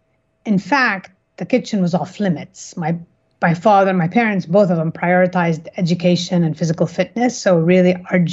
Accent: Kuwait; moved away as an adult; also born or lived in United States / California; I was born and raised in Kuwait. My father's Egyptian. My mother is Syrian Lebanese.

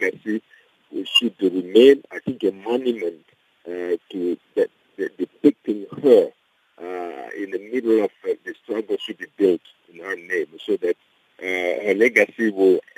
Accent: DR Congo; moved away as an adult; now in South Africa; I'm from the Democratic Republic of Congo

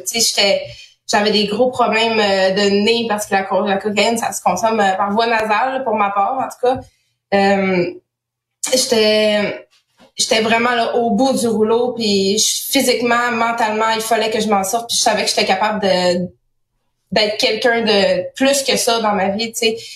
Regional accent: Saguenay, Quebec, Canada; moved away as an adult; je viens du Saguenay.

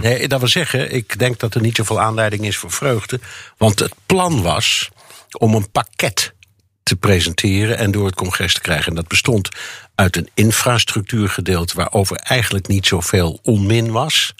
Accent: Netherlands; now in New York, United States

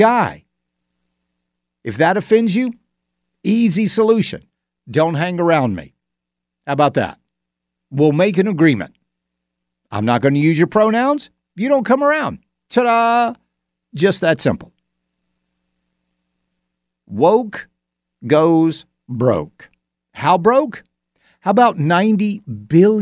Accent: Augusta, United States; moved away; When I was in Augusta and my hometown

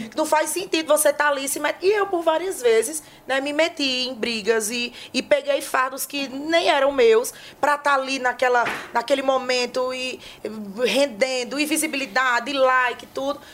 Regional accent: Northeast Region, Brazil; Nós que somos nordestinos

